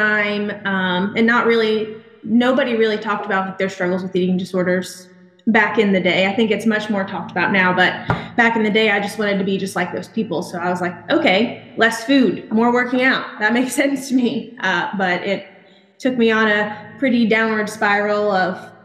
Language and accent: English; Charlotte, North Carolina, United States; moved away as an adult; also born or lived in Fayetteville, North Carolina / Pensacola, Florida; now in Milton, United States; I'm from Charlotte, North Carolina